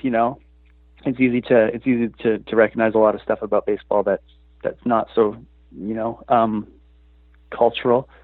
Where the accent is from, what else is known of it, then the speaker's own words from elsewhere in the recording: Vancouver, British Columbia, Canada; also born or lived in Toronto; I've spent my life living in Vancouver, but I was born in Toronto